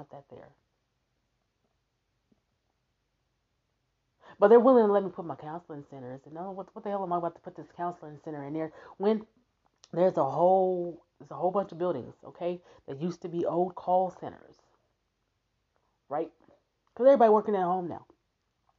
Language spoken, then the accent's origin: English; Omaha, Nebraska, United States; I'm from Omaha, Nebraska. I live in Omaha, Nebraska